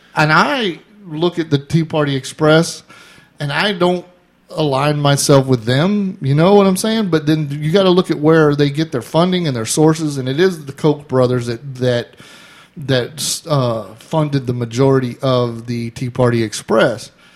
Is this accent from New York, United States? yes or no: no; Florida, United States; we're from Florida